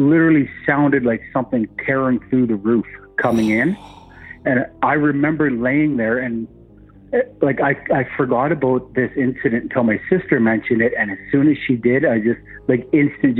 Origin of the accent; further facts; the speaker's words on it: northern Ontario, Canada; now in Alberta, Canada; I grew up in northern Ontario